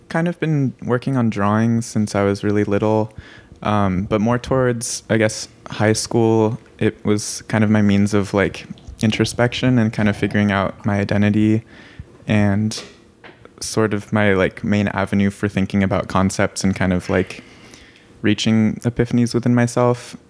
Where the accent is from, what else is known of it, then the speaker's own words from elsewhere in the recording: Santa Cruz, California, United States; I'm from Santa Cruz, California